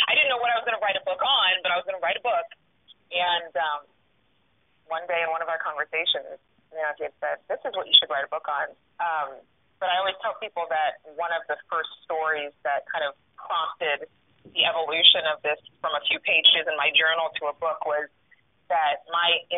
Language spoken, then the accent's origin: English; Sacramento, California, United States; moved away as an adult; now in New York, United States; my hometown